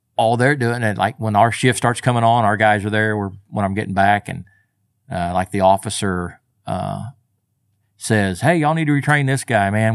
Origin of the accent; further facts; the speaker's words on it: Del City, Oklahoma, United States; also born or lived in Moore, Oklahoma; Born and raised right here. Grew up in, uh, Maine and went most of my school years in Dell City